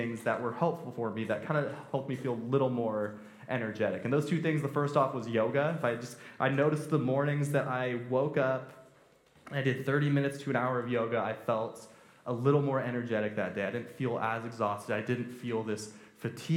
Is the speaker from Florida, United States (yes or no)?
no; Temecula, California, United States; I'm from Temecula, I'm actually not from Redlands, and I grew up there. My parents moved there when I was four